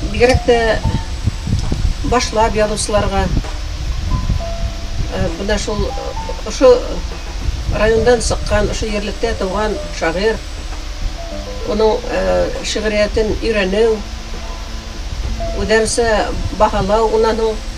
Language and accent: Bashkir; Kusey, Bashkortostan, Russia; мин абдулхак игбаев менен ауылдаш буларак